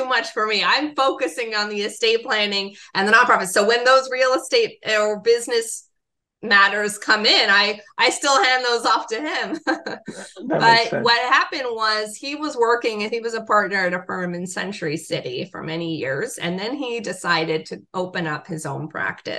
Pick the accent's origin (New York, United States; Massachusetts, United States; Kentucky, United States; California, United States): California, United States; Los Angeles; growing up in Los Angeles